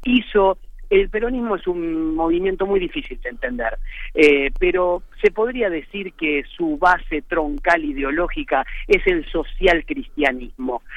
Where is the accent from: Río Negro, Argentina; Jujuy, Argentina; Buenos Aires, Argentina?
Buenos Aires, Argentina; soy argentino y muy argentino y vivo y soy muy de Buenos Aires, muy porteño